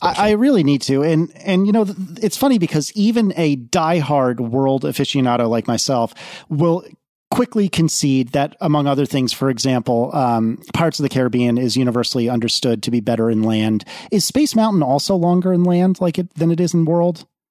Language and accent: English; East Coast, United States; moved away; also born or lived in Midwest / Austin, Texas; I grew up on the East Coast. I spent some time in the Midwest, but I have never lived west of, geez, I think Austin, Texas is probably as far west as I've ever lived.